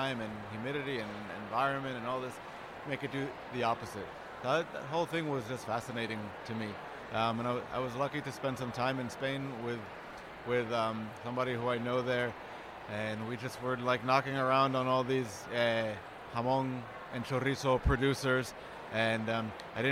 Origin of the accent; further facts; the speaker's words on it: New York, United States; growing up in New York is such a melting pot. And so, I grew up in a Cuban-American household